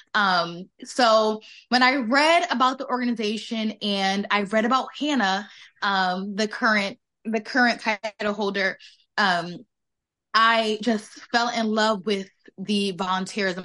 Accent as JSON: {"language": "English", "town": "West Haven", "region": "Connecticut", "country": "United States", "said": "I'm from West Haven, Connecticut"}